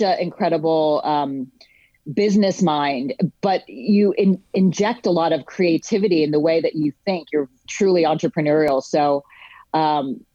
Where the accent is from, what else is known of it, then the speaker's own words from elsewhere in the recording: New Jersey, United States; moved away as an adult; also born or lived in New York City / Los Angeles; now in US West Coast; I grew up in New Jersey, so it was, you know, my home in a way.